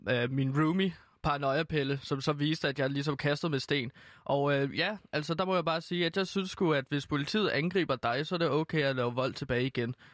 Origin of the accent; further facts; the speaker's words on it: Denmark; jeg er rigtig glad for, at officielt jeg kan sige, at jeg er dansker